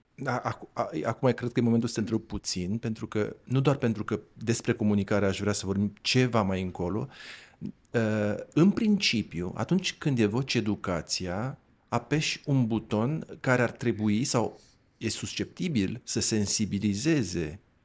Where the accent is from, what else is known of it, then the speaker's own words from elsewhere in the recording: Dorohoi, Botoșani County, Romania; eu sunt de la Dorohoa.